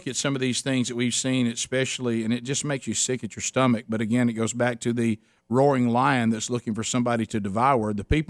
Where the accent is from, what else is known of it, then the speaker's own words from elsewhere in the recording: Alabama, United States; I'm from Alabama.